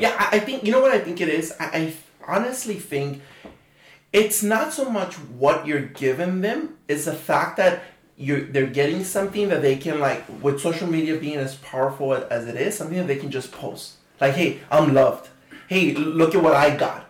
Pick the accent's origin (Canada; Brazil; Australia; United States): United States; Phoenix, Arizona; we're from Phoenix, Arizona